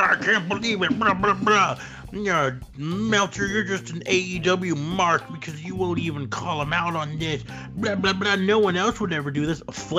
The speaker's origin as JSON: {"language": "English", "country": "United States", "tie": "born or raised there", "said": "I'm an American. I've lived here my entire life."}